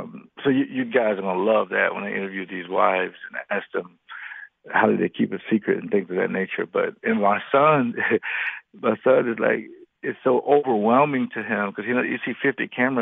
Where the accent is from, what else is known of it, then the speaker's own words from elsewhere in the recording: Jacksonville, Florida, United States; I remember, I grew up in Duval County in Jacksonville, and that's where he lives.